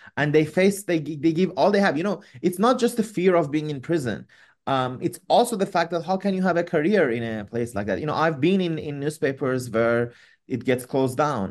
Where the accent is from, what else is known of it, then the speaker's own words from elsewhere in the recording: Iran; moved away; I'm originally from Iran